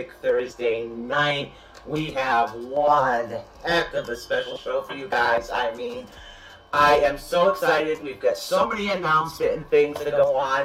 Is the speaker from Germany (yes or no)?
no; Ireland; I'm from Ireland